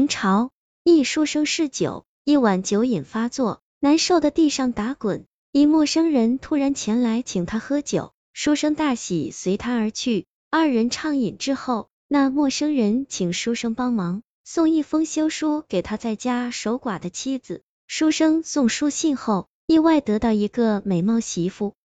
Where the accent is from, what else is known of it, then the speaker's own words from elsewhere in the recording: China; 我们中国人虽喜欢饮酒